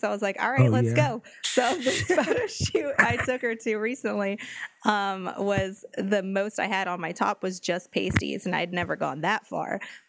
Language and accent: English; High Desert, California, United States; It's up by the High Desert. That's where I'm from. Is the High Desert.